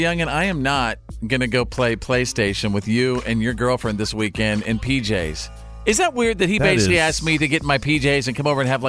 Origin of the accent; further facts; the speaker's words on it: Bowie, Texas, United States; my hometown of Bowie, Texas